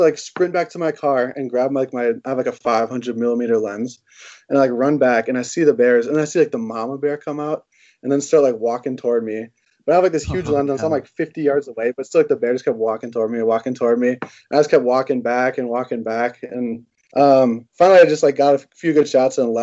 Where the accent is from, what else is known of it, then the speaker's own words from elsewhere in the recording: Roseville, Minnesota, United States; I grew up just right outside of St. Paul in Roseville